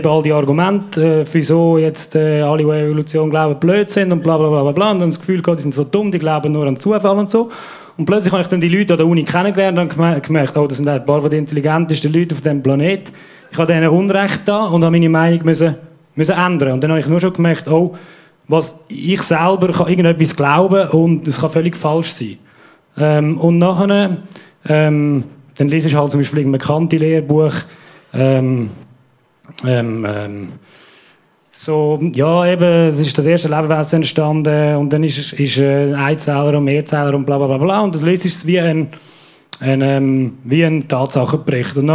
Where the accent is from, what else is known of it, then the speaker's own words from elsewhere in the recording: Aargau, Switzerland; Ja, ich bin äh, im Aargau aufgewachsen, oh. in einer christlich-konservativen Familie mit sechs Kindern.